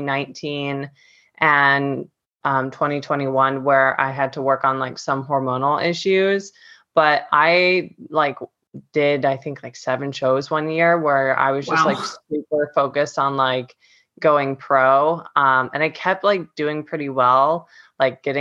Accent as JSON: {"language": "English", "town": "Cleveland", "region": "Ohio", "country": "United States", "moved": "as an adult", "lives_now": "Florida, United States", "said": "I'm originally from Cleveland, Ohio, but I've been living in Florida for the last 4 years"}